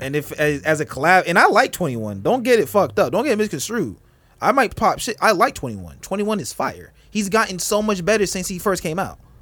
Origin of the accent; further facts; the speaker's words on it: Florida, United States; I'm from Florida